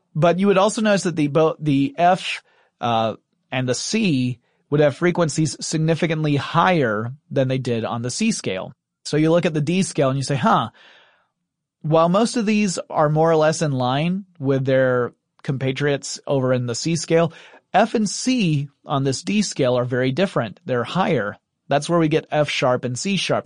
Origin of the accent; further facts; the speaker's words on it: the American South, United States; I'm a Southerner